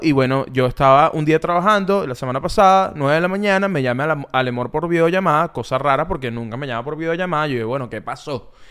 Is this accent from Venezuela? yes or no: yes; Ocumare del Tuy, Miranda, Venezuela; Yo soy Okumare del Tuy